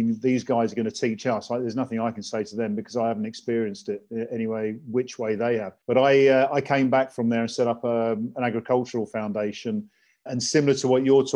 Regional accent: England, United Kingdom; I was born in England, born in Wellington City

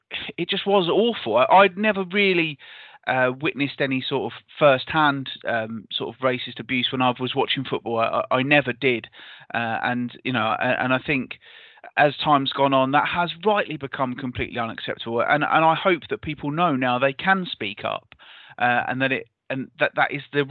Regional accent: near Canterbury, South East England, United Kingdom; where I grew up near Canterbury wasn't particularly particularly culturally diverse

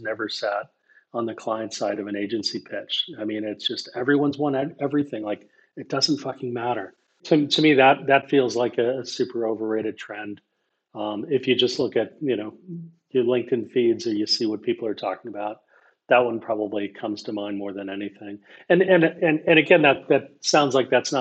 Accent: United States; As an American

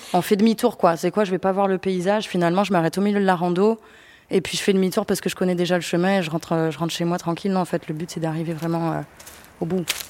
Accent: Avignon, Provence-Alpes-Côte d'Azur, France; moved away as an adult; now in Paris, France; chez moi à Avignon

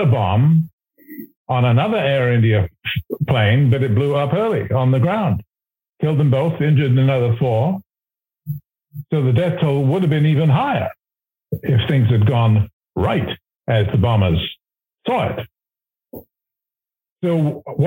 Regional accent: Canada; as a Canadian

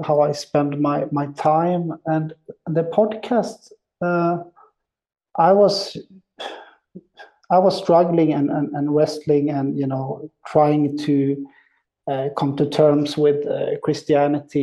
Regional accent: outside of Gothenburg, Västra Götaland, Sweden; moved away as an adult; also born or lived in Zurich, Switzerland; now in Berlin, Germany; I'm born and raised in Sweden, outside of Gothenburg on the west coast.

